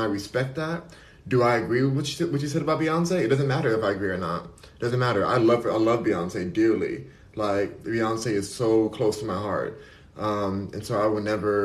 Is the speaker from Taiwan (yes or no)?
no; Los Angeles, California, United States; I'm born and raised in California, in LA. I'm born and raised in LA, so I'm gonna always love it